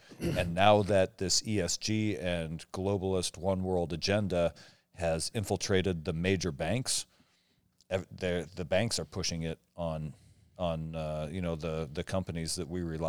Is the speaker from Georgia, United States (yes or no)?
no; Omak, Washington, United States; I grew up in Omak, Washington, right? It was a town of 5,000 people.